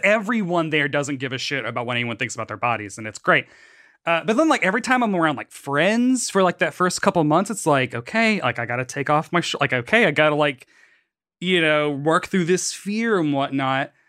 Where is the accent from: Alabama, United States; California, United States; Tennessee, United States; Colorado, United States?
Tennessee, United States; moved away; I grew up in Tennessee